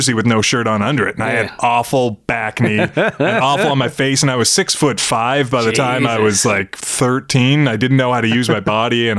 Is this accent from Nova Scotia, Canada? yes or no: yes; Lower Sackville, Nova Scotia, Canada; also born or lived in Moncton, New Brunswick; we moved to Lower Sackville, Nova Scotia, which is like the Scarborough of Halifax